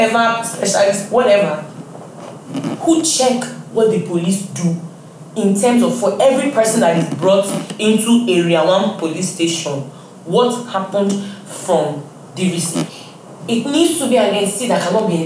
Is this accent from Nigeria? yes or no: yes; Nigeria; growing up here or being Nigerian